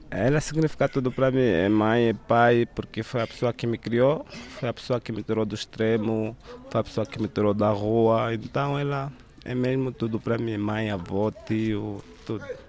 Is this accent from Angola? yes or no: yes; Angola; nunca saí da Ocutioca porque é aqui onde eu cresci